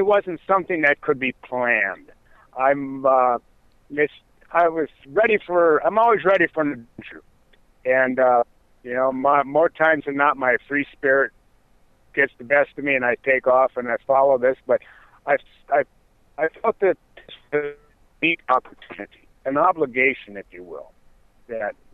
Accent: North Dakota, Minnesota, United States; moved away as an adult; It's where I was born in Minnesota and grew up in Minnesota, North Dakota

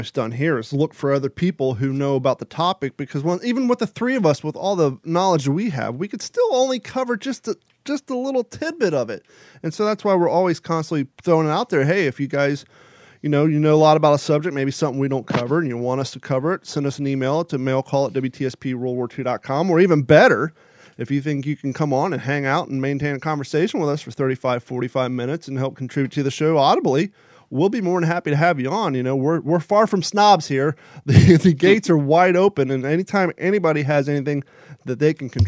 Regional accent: Kentucky, United States; also born or lived in Ohio / California; before living in here, I lived in California, but just because I grew up in Kentucky and Ohio, it's still weird to me to have Christmas without the cold, cold weather

